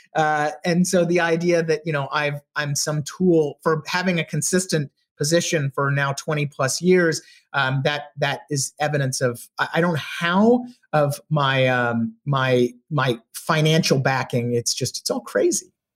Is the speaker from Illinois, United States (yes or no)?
no; Texas, United States; moved away as an adult; also born or lived in Charlottesville, Virginia; growing up in Texas